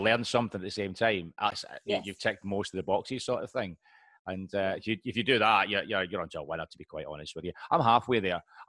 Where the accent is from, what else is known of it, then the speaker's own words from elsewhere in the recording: Glasgow, Scotland, United Kingdom; accent: Scottish; moved away as an adult; now in England; I'm from Glasgow